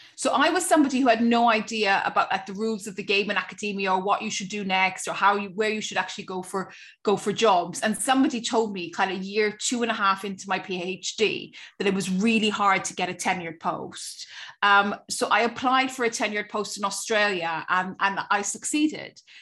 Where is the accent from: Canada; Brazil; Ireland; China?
Ireland; Cork, Munster; stay in Cork, which is my hometown